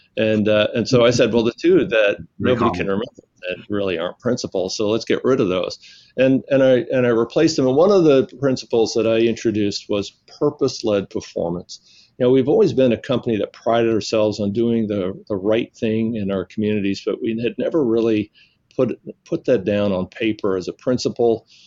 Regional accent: Alabama, United States; moved away; also born or lived in New York / New Orleans; I was born in New York, which uh, is always a surprise to people, but I grew up in the South and and, uh, and spent my uh, formative years in uh, in Alabama, where I uh, met my wife while I was in high school

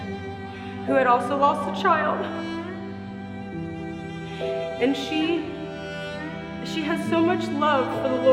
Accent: West Chester, Ohio, United States; I am from Westchester, Ohio. I went to Lakota West High School and I graduated 2005

